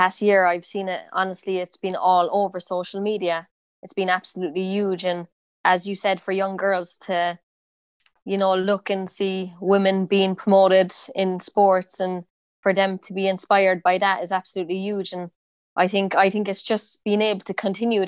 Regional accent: Cork, Munster, Ireland; accent: Cork; moved away as an adult; I have a pretty strong accent, like, I think Cork accent

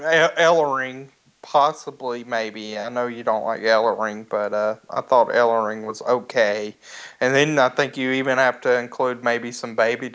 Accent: Georgia, United States; as a Southern person growing up in Georgia, I know if I'd see Muta appear on my screen in 1989, I'd have probably been enamored with the guy.

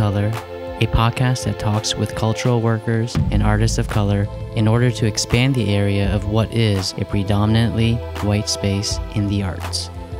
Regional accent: United States; set the stage up for a history that I am not familiar with as an American.

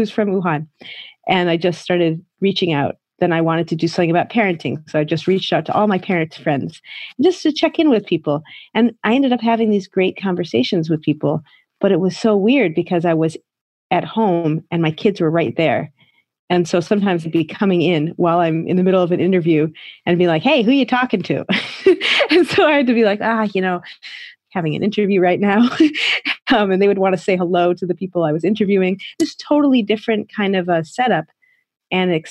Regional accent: United States; now in Shanghai, China

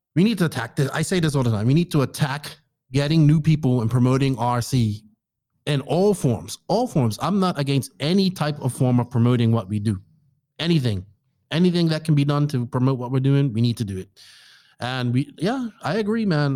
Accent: Bermuda; now in Dominican Republic; my home country of Bermuda, just a small island in the Atlantic

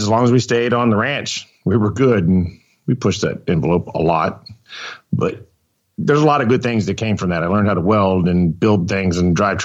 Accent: Plano, Texas, United States; also born or lived in Houston, Texas; I grew up in Plano during the week.

